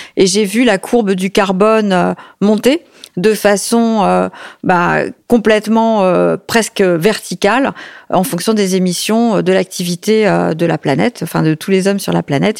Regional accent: Paris, Île-de-France, France; J'ai grandi à l'Opéra de Paris

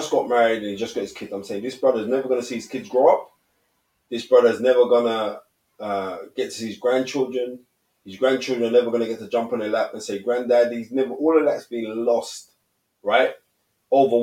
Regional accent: London, United Kingdom; I grew up on Cowley Estate

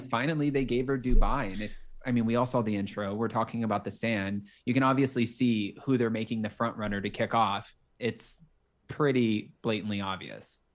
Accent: Palm Beach County, Florida, United States; moved away as an adult; also born or lived in Los Angeles, California; I'm originally from Palm Beach County, Florida, and it's about an hour north of Miami.

